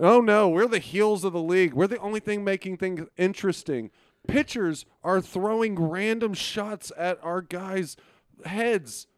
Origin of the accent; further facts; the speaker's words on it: Arlington, Texas, United States; also born or lived in Beaumont, Texas; I, I am a guy that uh, is from Texas. I was born in Arlington